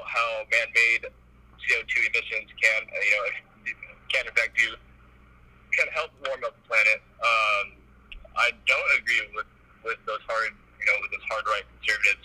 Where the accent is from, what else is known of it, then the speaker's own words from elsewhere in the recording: Southern California, United States; I grew up in Southern California